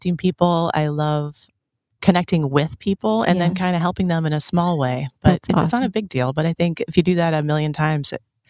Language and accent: English; Brimfield, Illinois, United States; also born or lived in Peoria; I'm from Brimfield, which is a town west of Peoria, population less than 900.